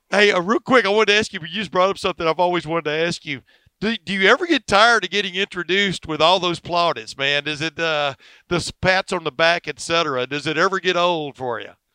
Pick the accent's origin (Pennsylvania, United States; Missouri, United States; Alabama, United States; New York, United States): Alabama, United States; I was born in Alabama